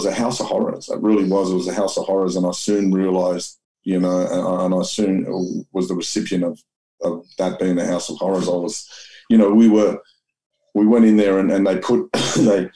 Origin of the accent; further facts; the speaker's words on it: Sydney, New South Wales, Australia; I grew up in Mount Druitt